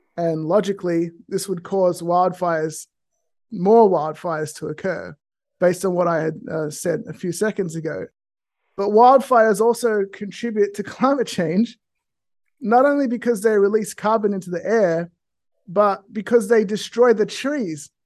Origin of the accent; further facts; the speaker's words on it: Australia; now in California, United States; I grew up in a small rural town in Australia